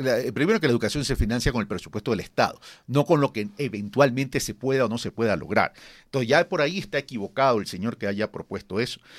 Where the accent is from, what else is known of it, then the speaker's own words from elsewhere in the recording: Ecuador; como ecuatorianos